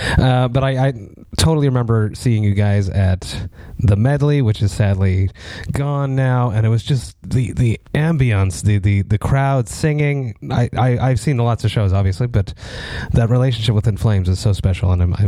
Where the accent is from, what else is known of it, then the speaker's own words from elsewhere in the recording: Montreal, Quebec, Canada; I'm from Montreal.